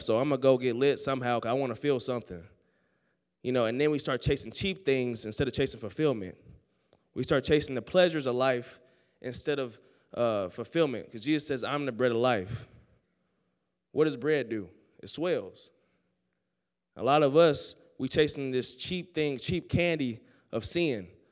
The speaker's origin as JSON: {"language": "English", "town": "Oakland", "region": "California", "country": "United States", "tie": "born or raised there", "moved": "as an adult", "lives_now": "Sterling, United States", "said": "I grew up in Oakland, California, the church, man."}